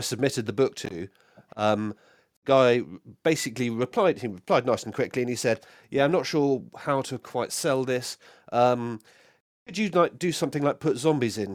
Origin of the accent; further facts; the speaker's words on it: United Kingdom; I'm very British